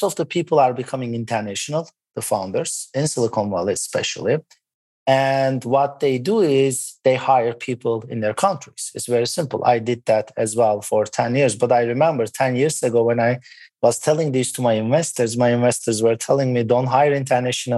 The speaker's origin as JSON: {"language": "English", "country": "Turkey", "tie": "born or raised there", "also_born_or_lived": "Boston, United States", "moved": "yes", "said": "I was born in Boston and moved back to Turkey."}